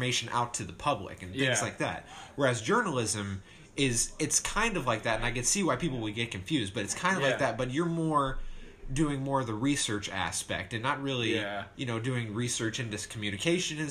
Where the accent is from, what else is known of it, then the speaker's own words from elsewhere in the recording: Warren, Ohio, United States; I'm from Warren, Ohio. Based in Warren, Ohio